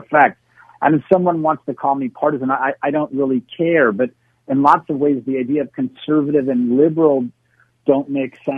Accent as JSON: {"language": "English", "region": "New York", "country": "United States", "tie": "born or raised there", "also_born_or_lived": "Puerto Rico", "said": "I was raised in New York."}